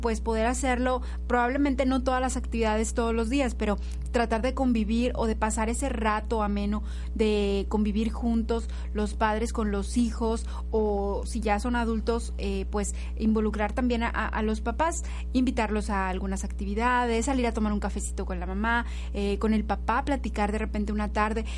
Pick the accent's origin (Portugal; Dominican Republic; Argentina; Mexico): Mexico; como mexicanos